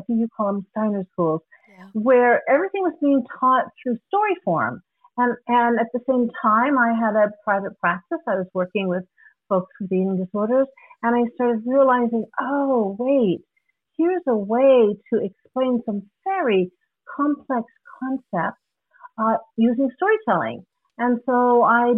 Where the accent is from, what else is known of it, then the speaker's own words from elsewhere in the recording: Guam; moved away; also born or lived in Hawaii; I'm originally from Guam.